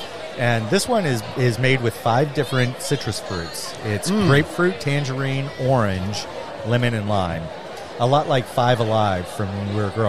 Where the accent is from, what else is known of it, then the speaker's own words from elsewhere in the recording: Oklahoma, United States; moved away; I grew up in Oklahoma.